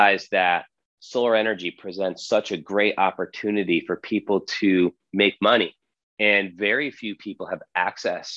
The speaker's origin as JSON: {"language": "English", "region": "Connecticut", "country": "United States", "also_born_or_lived": "Mali / Boston", "moved": "as an adult", "lives_now": "British Virgin Islands", "said": "I'm from Connecticut originally"}